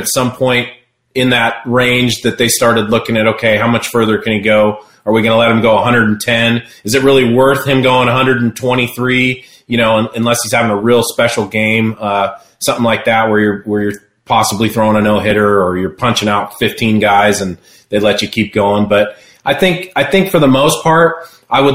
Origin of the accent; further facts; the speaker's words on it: Seattle, Washington, United States; Seattle, I was a kid. You know, growing up there, I was a Mariners fan and a Braves fan